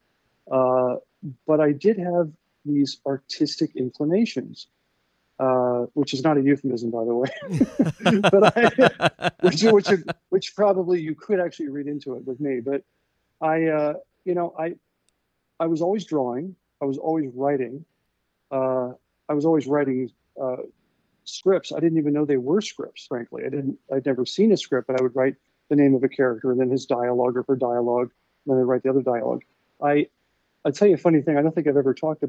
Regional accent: Centerville, Ohio, United States; moved away; I grew up in a place called Centerville, Ohio.

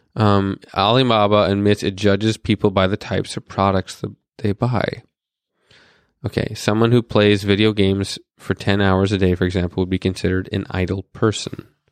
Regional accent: North Dakota, United States; I was born in North Dakota with missiles pointed at where a surge was

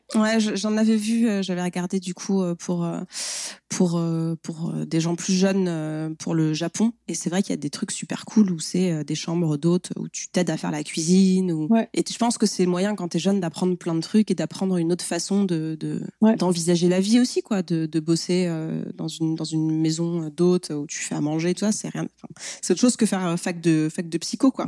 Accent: France

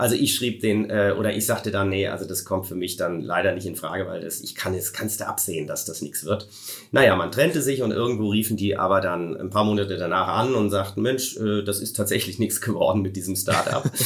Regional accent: Koblenz, Rhineland-Palatinate, Germany; Meine Heimatstadt ist nämlich Koblenz

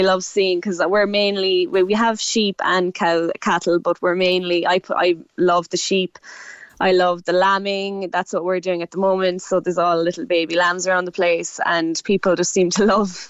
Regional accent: Clonakilty, Munster, Ireland; So I'm from West Cork. I'm from just outside Clonakilty direction. I'm farming with my dad and my brothers.

